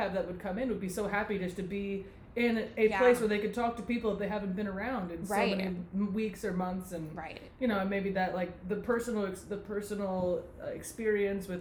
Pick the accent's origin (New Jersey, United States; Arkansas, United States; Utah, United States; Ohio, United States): New Jersey, United States; Rockaway; I grew up in Rockaway, but like I went to Danceworks since I was in like second grade